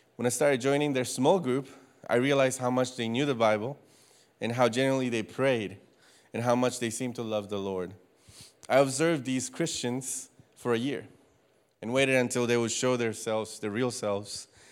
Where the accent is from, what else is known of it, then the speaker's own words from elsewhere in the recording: Costa Rica; moved away as an adult; also born or lived in Louisiana, United States; now in United States; I am from Costa Rica. I was born and raised there for the first eighteen years of my life